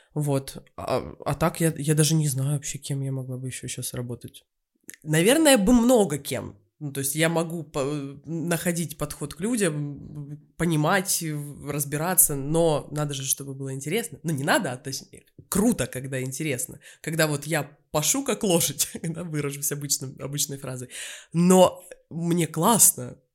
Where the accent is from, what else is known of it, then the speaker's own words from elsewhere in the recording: Novotitarovskaya, Krasnodar Krai, Russia; now in Moscow, Russia; жила я и родилась в станице под Краснодаром, станица Новотиторовская